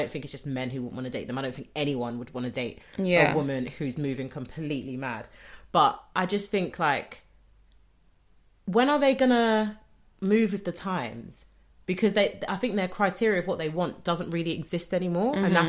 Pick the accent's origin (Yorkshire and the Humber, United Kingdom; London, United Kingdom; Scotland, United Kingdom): London, United Kingdom; Bermondsey; We're from Bermondsey, so we know.